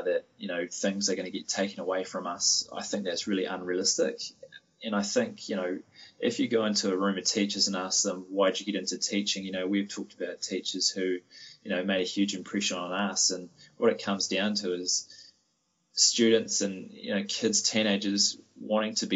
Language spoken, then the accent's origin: English; New Zealand; we as Kiwi educators